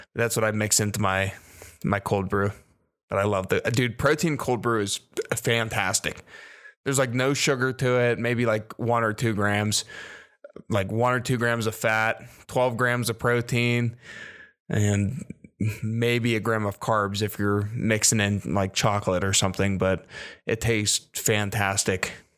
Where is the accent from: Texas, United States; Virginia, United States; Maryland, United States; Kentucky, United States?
Virginia, United States; I was born in Virginia.